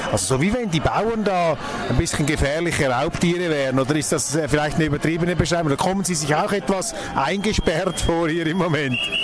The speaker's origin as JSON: {"language": "German", "country": "Switzerland", "said": "als Schweizer"}